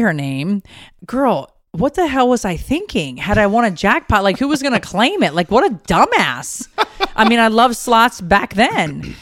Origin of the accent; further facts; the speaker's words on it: Connecticut, United States; moved away; a casino that is from my hometown. Like, Mohegan Sun is in Connecticut. I used to sneak in there when I was underage